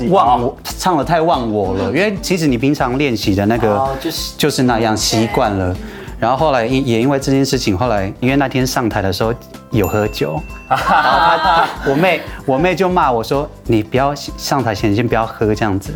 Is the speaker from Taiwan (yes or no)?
yes; Alishan, Chiayi County, Taiwan; 我来自阿里山的周竹